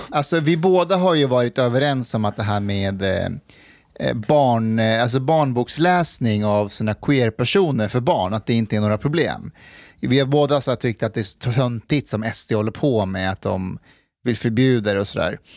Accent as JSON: {"language": "Swedish", "country": "Afghanistan", "moved": "yes", "lives_now": "Sweden", "said": "jag är ju afghan"}